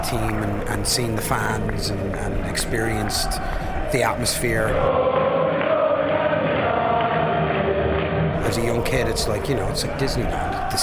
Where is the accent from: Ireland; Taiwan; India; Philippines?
Ireland; Limerick, Munster; now in Queens, New York, United States; I'm originally from Limerick in Ireland